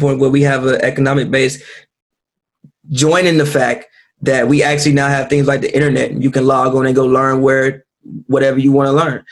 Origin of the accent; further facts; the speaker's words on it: United States; as African Americans